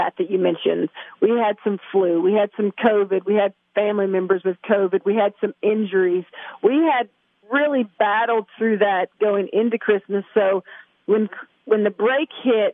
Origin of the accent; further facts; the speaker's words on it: California, United States; moved away as an adult; now in Tennessee, United States; I'm from California